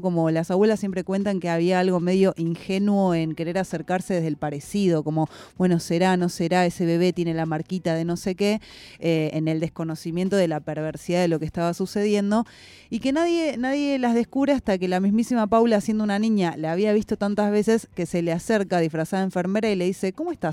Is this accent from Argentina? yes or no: yes; Argentina; en nuestra identidad también como argentinos